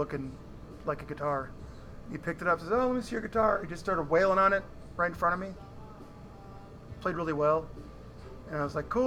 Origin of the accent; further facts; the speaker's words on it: Danforth, Illinois, United States; also born or lived in Chicago area; I went to school in this little tiny town, 400 people, Danforth, Illinois. And I'm from Illinois, from Chicago area.